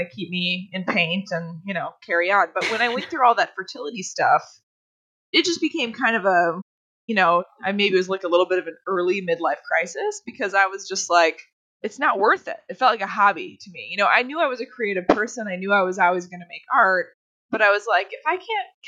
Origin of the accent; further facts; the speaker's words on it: North Woods of Minnesota, United States; We grew up with horses and we grew up way in the North Woods of Minnesota